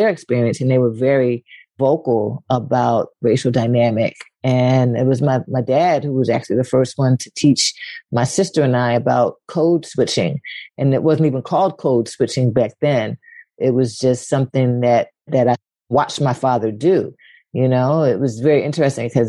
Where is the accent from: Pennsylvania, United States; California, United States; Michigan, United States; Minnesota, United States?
Pennsylvania, United States; Philadelphia; moved away as an adult; also born or lived in Paris / New York; I grew up in West Philly